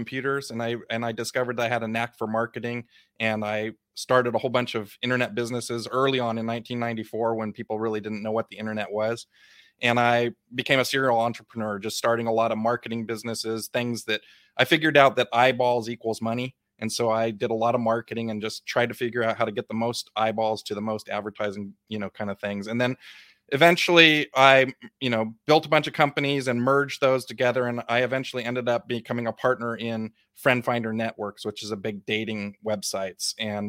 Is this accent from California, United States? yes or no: yes; Big Sur, California, United States; I grew up really poor. I grew up in Big Sur Coast in California, with an outhouse and no electricity, goats, hippie parents